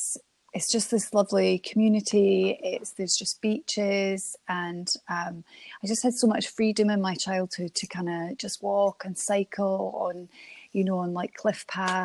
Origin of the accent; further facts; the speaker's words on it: Dunkeld, Scotland, United Kingdom; also born or lived in Channel Islands; So I was born in Scotland. I moved to the Channel Islands when I was a baby, but and my dad is Scottish, and my sisters were born in Scotland. So we all moved back to Scotland. We moved to Dunkeld